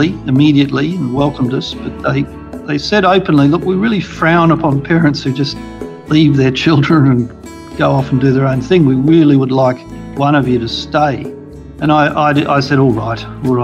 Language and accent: English; Sydney, New South Wales, Australia; I grew up on the North Shore of Sydney.